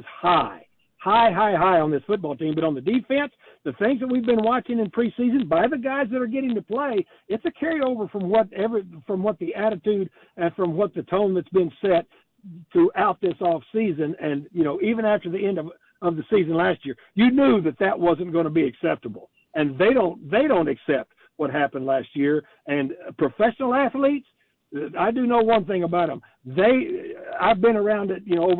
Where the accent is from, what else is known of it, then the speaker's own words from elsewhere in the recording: Texas, United States; I grew up in Texas.